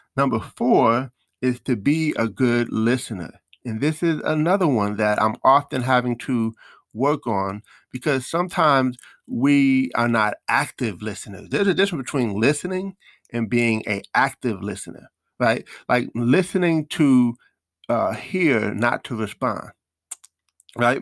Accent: New York, United States; I'm from New York

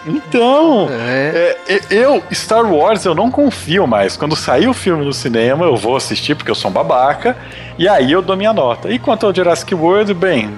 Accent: Brazil; para nós como brasileiros

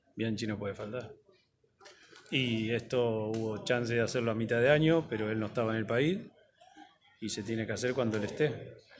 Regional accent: Don Torcuato, Buenos Aires Province, Argentina; Yo nací en Don Torcuato, en un barrio normal

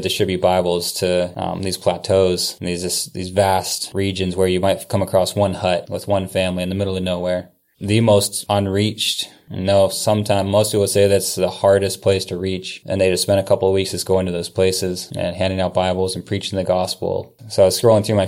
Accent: Salem, Ohio, United States; moved away as an adult; also born or lived in Kansas City / New Zealand / Germany; now in Kailua-Kona, Hawaii, United States; I was born and raised in Salem

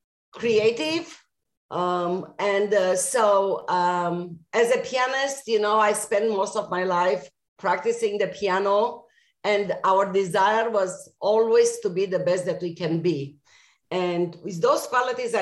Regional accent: Romania; also born or lived in Israel / Austin, Texas / Middletown, Connecticut; now in Tucson, United States; I was born in Romania, and for a while my family fled the communist regime there

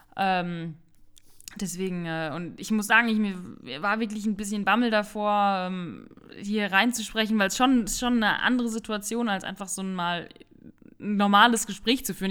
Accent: Rhineland-Palatinate, Germany; moved away as an adult; also born or lived in Sauerland; Meine Eltern hat es aber dann in die Pfalz verschlagen

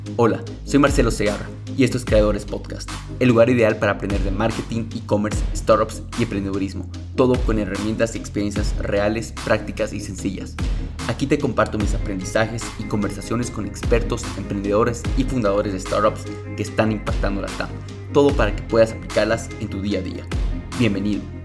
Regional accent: Bolivia; como bolivianos

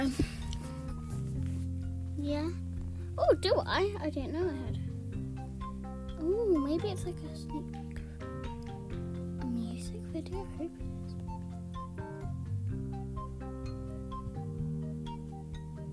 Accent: England, United Kingdom; we're English

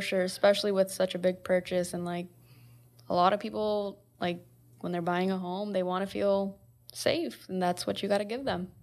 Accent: West Point, Nebraska, United States; moved away as an adult; also born or lived in Omaha, Nebraska; I am originally from West Point, which is where Diego and J R from

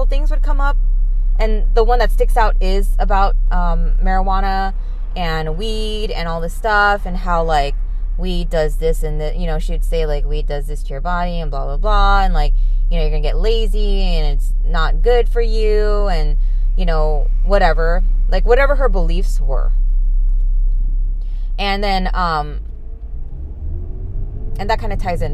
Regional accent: California, United States; I was born here in California

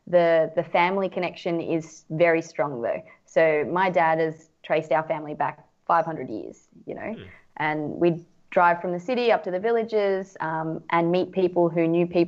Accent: Australia; it for me as an Aussie, where the dollar is worth so much more than the Indonesian rupiah

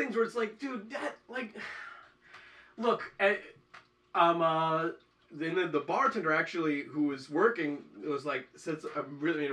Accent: New York, United States; I'm from New York.

